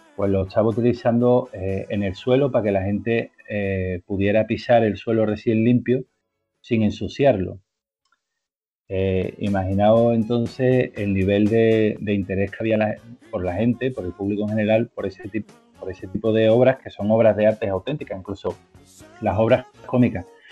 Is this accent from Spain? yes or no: yes; Spain; nosotros que somos españoles